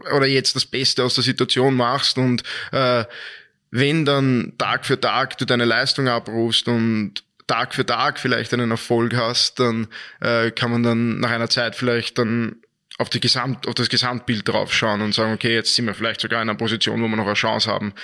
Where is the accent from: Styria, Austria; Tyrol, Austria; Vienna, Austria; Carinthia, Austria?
Vienna, Austria; moved away; also born or lived in Dornbirn / Linz; war ich weg aus Österreich und bin auf einmal heimgekehrt und war dann in Wien, in meiner Heimatstadt wieder